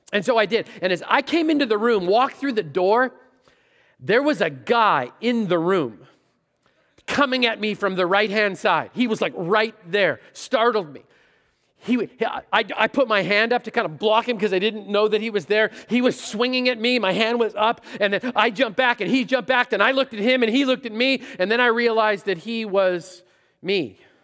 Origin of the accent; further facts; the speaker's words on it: Canada; moved away; I'm Canadian